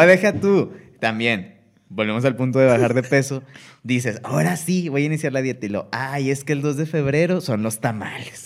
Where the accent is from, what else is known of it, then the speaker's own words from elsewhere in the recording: Monterrey, Nuevo León, Mexico; nosotros somos de acá de Monterrey